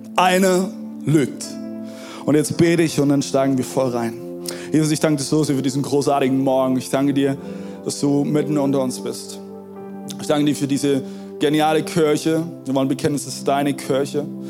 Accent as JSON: {"language": "German", "country": "Germany", "said": "wir Deutsche"}